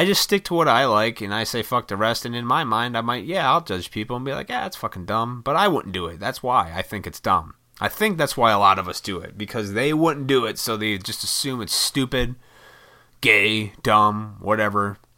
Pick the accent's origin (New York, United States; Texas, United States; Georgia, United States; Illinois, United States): Illinois, United States; Montgomery; I grew up in Montgomery, Illinois, and right next to that is Oswego. And Oswego was a little farm town.